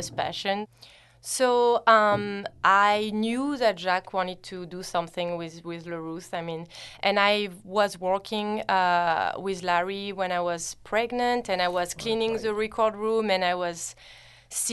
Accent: Reims, Grand Est, France; moved away as an adult; now in United States; So I am from the Champagne region, from Reims, and I moved to the U.S. about 7 years ago

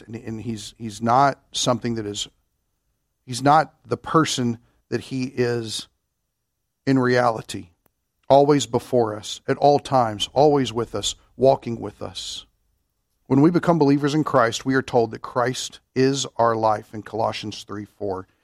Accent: Kentucky, United States; I'm from Kentucky

